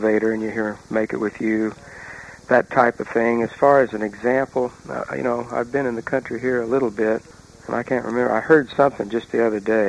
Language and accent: English; Oklahoma, United States; moved away as an adult; I grew up in Oklahoma